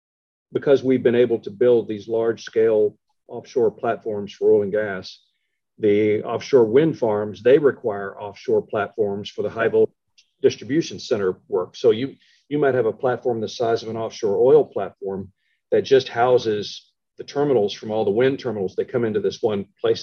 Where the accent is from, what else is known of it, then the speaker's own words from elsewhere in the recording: Shreveport, Louisiana, United States; born there; so I was born in Shreveport. I went to Oklahoma, then I went back to Shreveport